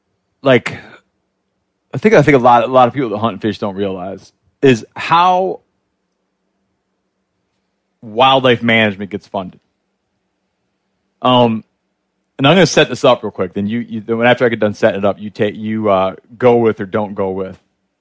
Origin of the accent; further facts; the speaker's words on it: Great Lakes, United States; I think it, like where I grew up in the Great Lakes, the non-natives you don't want are getting almost as numerous as the non-natives people did want.